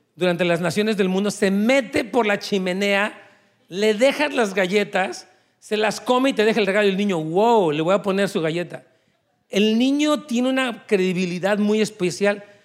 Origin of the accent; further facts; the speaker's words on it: Mexico; moved away as an adult; yo salí de México hace 20 años, junto con mi esposa